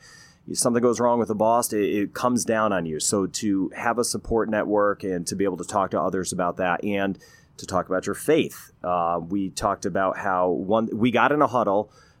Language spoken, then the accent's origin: English; Connecticut, United States; moved away; also born or lived in Pennsylvania; I grew up, I was born in Connecticut on the New York side of Connecticut.